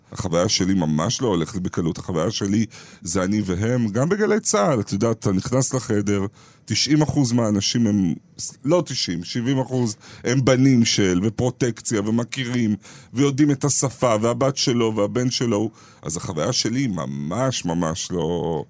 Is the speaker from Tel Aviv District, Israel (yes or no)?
yes; Ramat Gan, Tel Aviv District, Israel; משפחה בורגנית מינוס אה, מרמת גן.